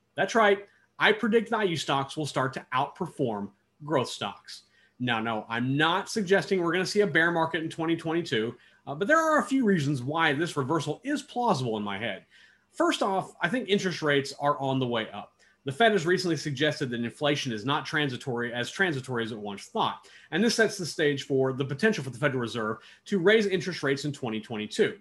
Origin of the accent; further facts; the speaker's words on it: Kansas, United States; my home state of Kansas